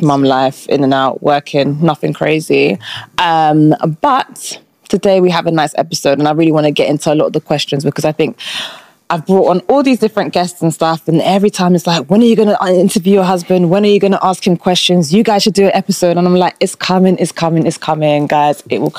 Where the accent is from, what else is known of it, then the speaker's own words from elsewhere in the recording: United Kingdom; I feel like as a Brit in the UK, when you meet Nigerians, you're like, these people are crazy.